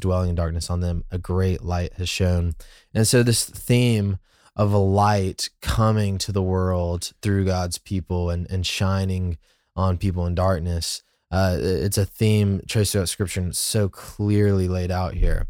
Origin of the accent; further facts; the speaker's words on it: United States; an American who, you know, like, I've grown up